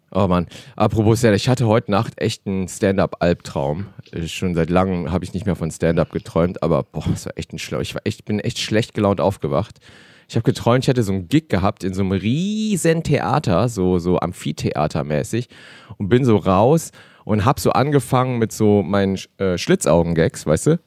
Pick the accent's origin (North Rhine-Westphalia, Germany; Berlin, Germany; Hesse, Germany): North Rhine-Westphalia, Germany; Cologne; Meine Kultur ist natürlich auch die Kölsche